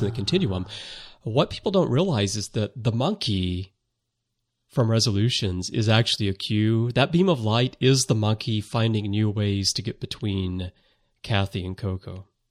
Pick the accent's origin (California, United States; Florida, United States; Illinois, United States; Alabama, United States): Alabama, United States; I'm from the South, too. I'm from Alabama